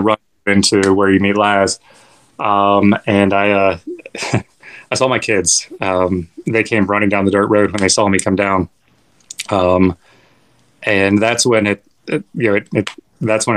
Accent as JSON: {"language": "English", "region": "West Virginia", "country": "United States", "tie": "born or raised there", "moved": "yes", "lives_now": "Florida, United States", "said": "I grew up in West Virginia, and I remember running through the woods"}